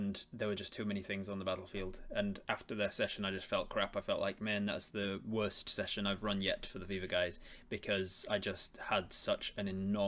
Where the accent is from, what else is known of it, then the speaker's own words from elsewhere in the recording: England, United Kingdom; moved away; obviously I'm from England originally. I was in England growing up